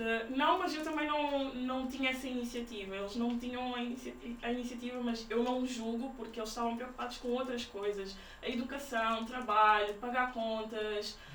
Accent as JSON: {"language": "Portuguese", "country": "Portugal", "tie": "born or raised there", "said": "os meus pais são guineenses e eles sempre tiveram cuidado de passar essa, essa cultura em casa, mas também nasci, nasci em Portugal"}